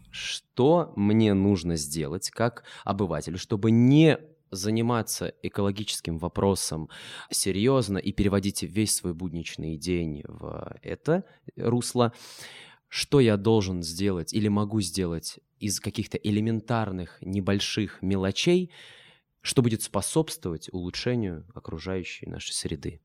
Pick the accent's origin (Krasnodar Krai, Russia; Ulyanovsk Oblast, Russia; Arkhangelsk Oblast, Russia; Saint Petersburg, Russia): Ulyanovsk Oblast, Russia; Ulyanovsk; Я сам из Ульяновска